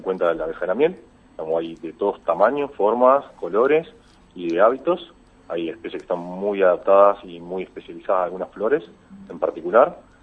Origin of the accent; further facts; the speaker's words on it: Marcos Juárez, Córdoba, Argentina; moved away as an adult; also born or lived in Concordia; soy oriundo de Marco Juárez